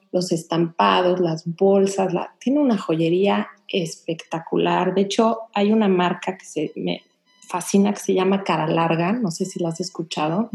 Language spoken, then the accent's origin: Spanish; Mexico; now in Houston, United States; nosotros como mexicanos que estamos viviendo aquí